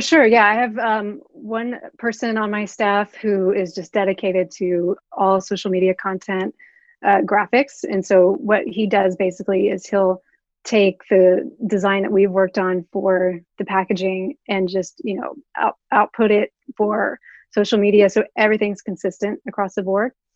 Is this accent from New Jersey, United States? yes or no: no; Oklahoma City, Oklahoma, United States; moved away as an adult; I am originally from Oklahoma City.